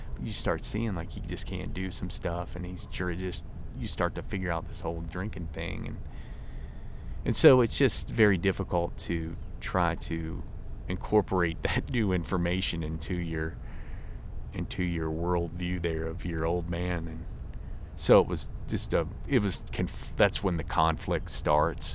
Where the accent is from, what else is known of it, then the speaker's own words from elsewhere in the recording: Virginia, United States; I'm from Virginia, a small town in Virginia